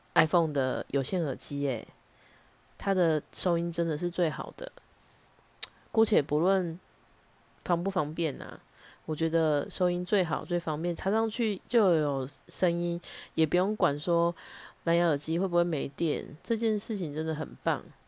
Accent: Taichung, Taiwan; accent: Taichung; 我相信大家可以从我的腔调里面听得出来我是哪里人，但是有必要用很凶质疑的口气说你是台中人对不对？

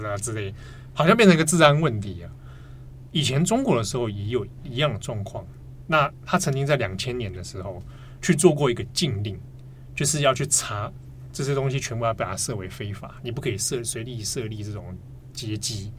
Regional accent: Taipei, Taiwan; 我们小时候在台北住

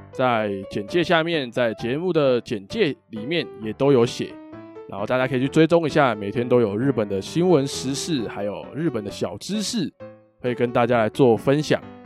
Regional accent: Taiwan; 像我们台湾人

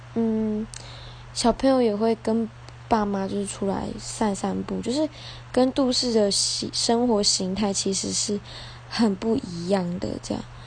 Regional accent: Chaozhou, Pingtung County, Taiwan; 对我来说它是一个小镇，因为我在这里长大

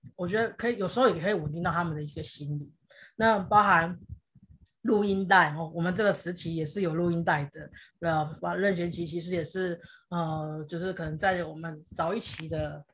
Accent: Taiwan; first language Hakka; Chinese is a second language; 我在客家庄长大

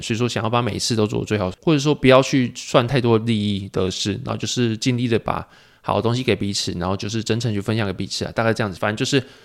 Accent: Pingtung County, Taiwan; 初一、初二在屏东，就是家里过

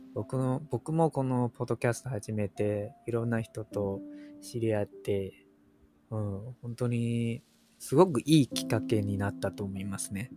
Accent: Taiwan; 台湾人です

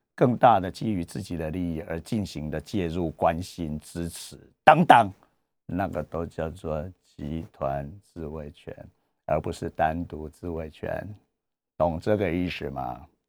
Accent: Taiwan; 我是台湾人

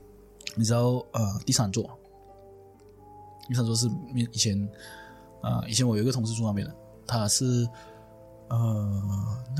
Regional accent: Malaysia; 哪哪怕是我们马来西亚人呐、在国外他们会呃比较容易对老乡讲很多东西

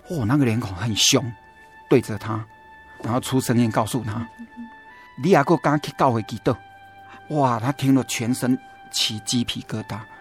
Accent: central Taiwan, Taiwan; now in Taichung, Taiwan; 中部也算是我的故乡嘛

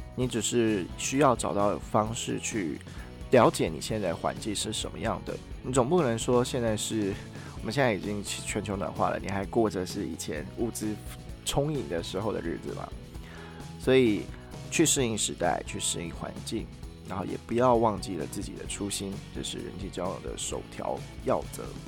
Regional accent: Taiwan; moved away as an adult; also born or lived in China; 像我自己在中国读书的时候，我的。呃，我的讲话方式跟我表达出来自我的样子是跟我在台湾完全不一样的。

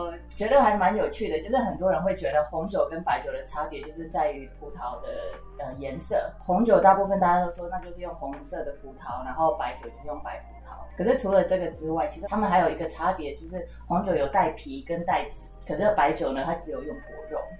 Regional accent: Taiwan; 我们中华民国

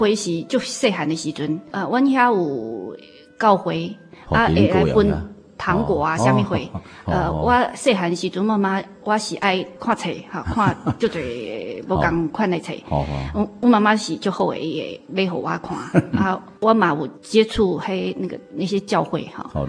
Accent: Kaohsiung, Taiwan; 我是高雄的。

